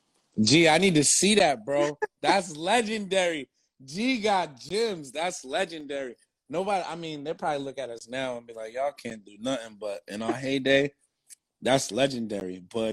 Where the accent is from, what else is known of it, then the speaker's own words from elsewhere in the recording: New Jersey, United States; I'm from Jersey.